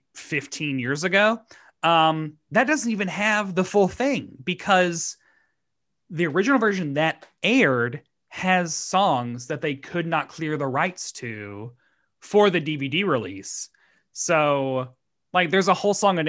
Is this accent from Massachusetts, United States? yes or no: no; Tennessee, United States; he's from Tennessee, as am